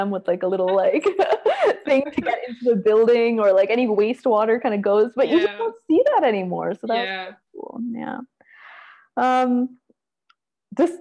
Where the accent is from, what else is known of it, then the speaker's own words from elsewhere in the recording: United States; I have my accent